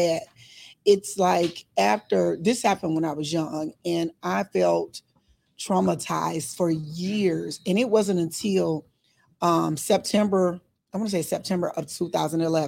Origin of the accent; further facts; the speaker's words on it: Arkansas, United States; moved away; I'm from Arkansas